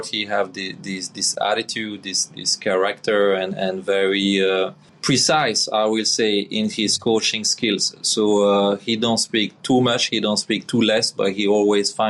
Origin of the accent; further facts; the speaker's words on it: Belgium; English is a second language; moved away as an adult; Missing my country